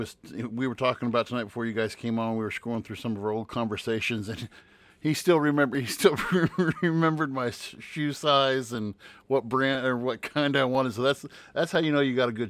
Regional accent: Springfield, United States; moved away; I was like, oh, my hometown.

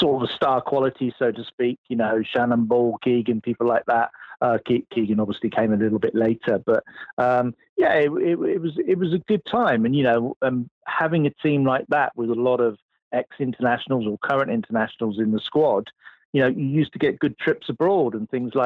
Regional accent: Havant, South East England, United Kingdom; also born or lived in Emsworth; I was born in Emsworth. Yep. Lived in a place called Bedhampton, which is near Havant, just down the road from there. Yeah. No, that's where I came from originally.

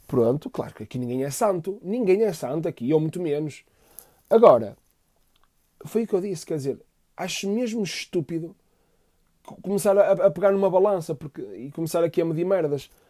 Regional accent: Fafe, Braga, Portugal; born there; Nasci em Faf meu pai é do Benfica, minha mãe é do Benfica

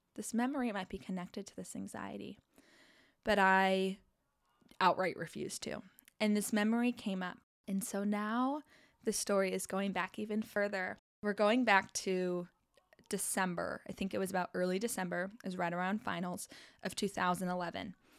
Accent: Arizona, United States; moved away as an adult; also born or lived in New Orleans; We grew up together in Arizona

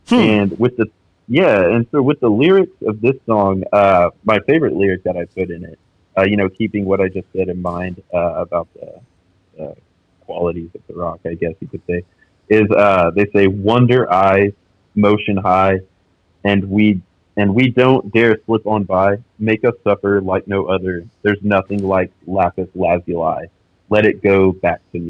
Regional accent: San Angelo, Texas, United States; also born or lived in San Antonio, Texas; now in Austin, United States; I'm actually from West Texas, San Angelo

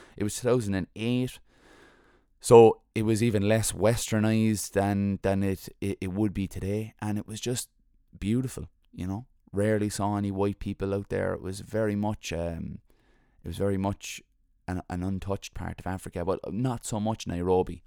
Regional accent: Cork, Munster, Ireland; also born or lived in Mayfield, Cork / The Glen, Cork; we moved to Glanmire from Mayfield when I was young

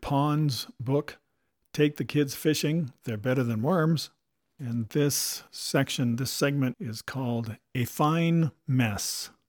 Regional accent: Midwest, United States; I grew up in the Midwest in the days when mushroom hunting was a heady blend of art, science, and religion.

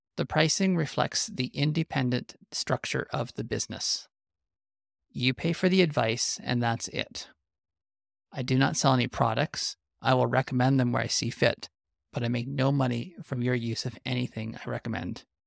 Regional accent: Canada

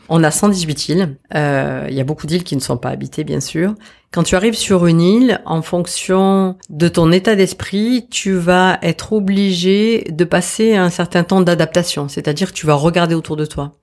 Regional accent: Bazas, Nouvelle-Aquitaine, France; moved away as an adult; also born or lived in Épernay / Réunion; now in French Polynesia; j'ai grandi dans une petite ville qui est toute petite, qui a 5000 habitants, qui s'appelle Bazas, au sud de Bordeaux

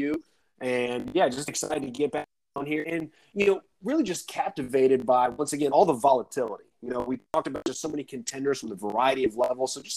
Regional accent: Midwest, United States; moved away as an adult; now in South Carolina, United States; my wife and I were both kind of born and bred in the Midwest, but we've relocated to South Carolina now.

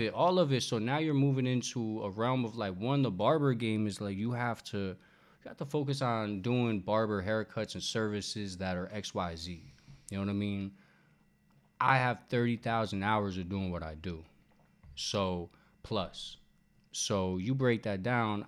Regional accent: New York, United States; moved away as an adult; also born or lived in the South; now in Los Angeles, United States; I'm from New York, but I, I spent a little bit of time in the South

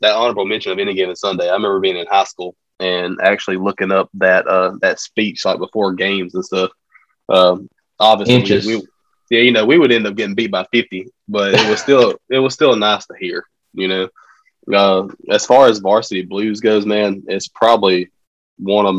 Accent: Mantachie, Mississippi, United States; we're from Mantachie, and this is a very, very small town.

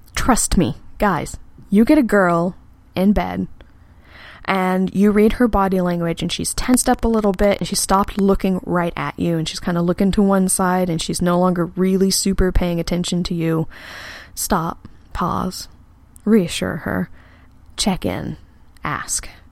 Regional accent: Texas, United States; I'm from Texas, and I've been in the South for a while

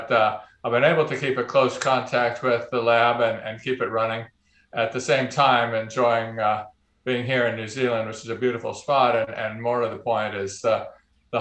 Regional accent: Oakland, California, United States; moved away as an adult; also born or lived in Boston, United States; now in Arkansas, United States; I grew up in Oakland

